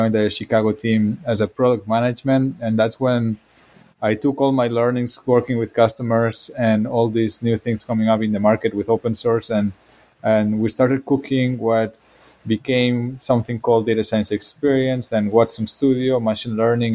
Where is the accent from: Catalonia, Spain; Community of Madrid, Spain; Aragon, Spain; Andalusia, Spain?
Catalonia, Spain; Barcelona; English is a second language; moved away as an adult; also born or lived in Belgium / France; now in Bay Area, United States; I'm from Barcelona